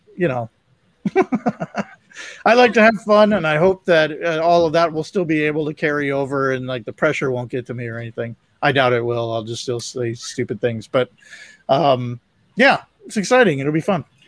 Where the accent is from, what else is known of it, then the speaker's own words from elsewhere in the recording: Ohio, United States; now in Mississippi, United States; my hometown mm. in Ohio